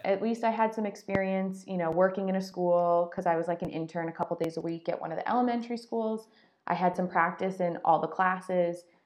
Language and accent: English; Connecticut, United States; moved away as an adult; also born or lived in Pennsylvania / Florida; I'm from Connecticut, so I grew up up north.